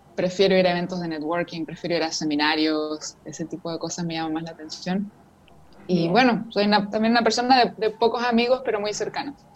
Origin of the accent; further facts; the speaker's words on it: Chile; vivo en Chile, soy de Chile